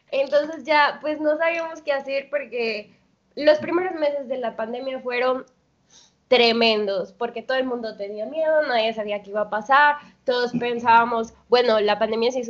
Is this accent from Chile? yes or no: no; Colombia; now in Mexico; Bueno, yo llegué de Colombia y conseguí un empleo muy rápido, ¿no?